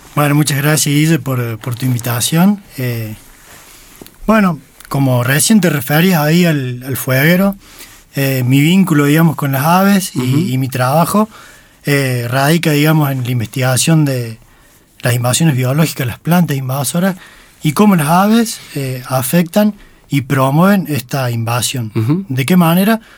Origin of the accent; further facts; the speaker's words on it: Río Segundo, Córdoba, Argentina; yo crecí, nací, crecí en Río Segundo